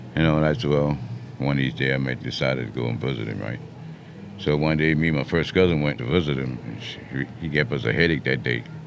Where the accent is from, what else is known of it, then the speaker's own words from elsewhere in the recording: Mount Pleasant, South Carolina, United States; moved away as an adult; also born or lived in Florence, South Carolina; I was born up the in Mount Pleasant, you know, east of Cooper